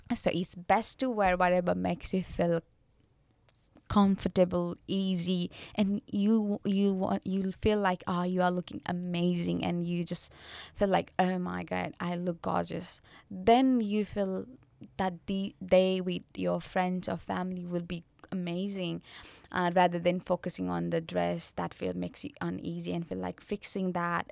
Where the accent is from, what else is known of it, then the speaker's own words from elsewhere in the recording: Nepal; I'm from Nepal